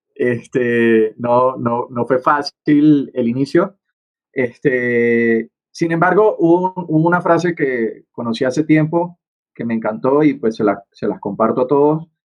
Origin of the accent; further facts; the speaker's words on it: Venezuela; moved away as an adult; now in Bogotá, Colombia; soy venezolano, estoy en este momento en Bogotá, Colombia